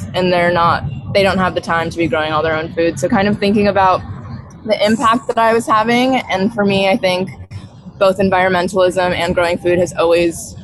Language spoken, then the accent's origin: English; upstate New York, United States; now in Costa Rica; I'm from upstate New York